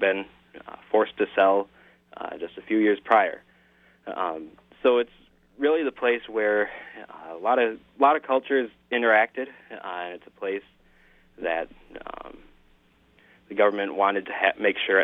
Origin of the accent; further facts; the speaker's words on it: near Portage, Wisconsin, United States; my hometown, which is about 20 miles away